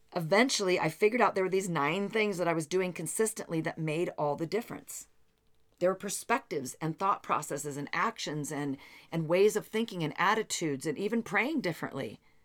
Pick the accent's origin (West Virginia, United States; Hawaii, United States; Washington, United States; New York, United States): Washington, United States; Seattle; also born or lived in Bellevue, Washington; I come from the Seattle area